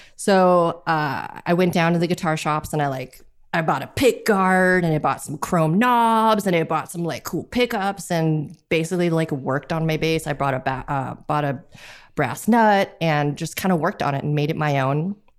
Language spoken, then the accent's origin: English; Los Angeles, California, United States; I am from Los Angeles, California